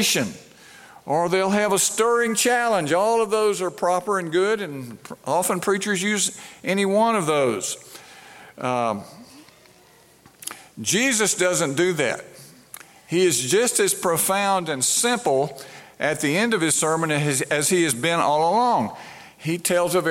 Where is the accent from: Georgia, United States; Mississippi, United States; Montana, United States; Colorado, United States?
Mississippi, United States; Brandon; I grew up in Brandon, in the Brandon Presbyterian Church right outside of Jackson